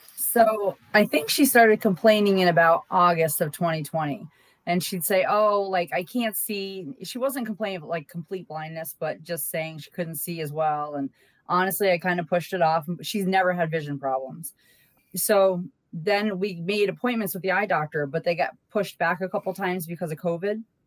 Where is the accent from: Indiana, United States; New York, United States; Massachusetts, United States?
Massachusetts, United States; moved away; I'm from Massachusetts